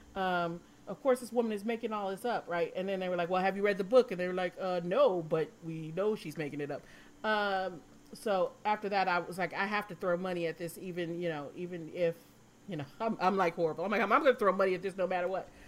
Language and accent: English; Michigan, United States; I'm from Michigan